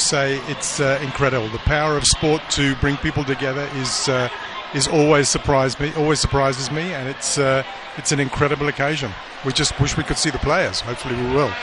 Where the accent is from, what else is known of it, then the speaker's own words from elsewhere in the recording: England, United Kingdom; moved away as an adult; now in South Africa; I'm actually an Englishman who's been living here for 15 years